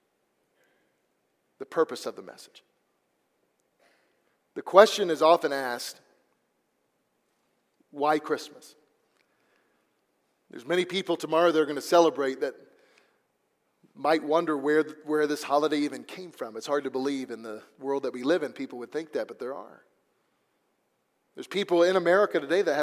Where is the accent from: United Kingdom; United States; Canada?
United States; Missouri; now in Texas, United States; the place I grew up there in Missouri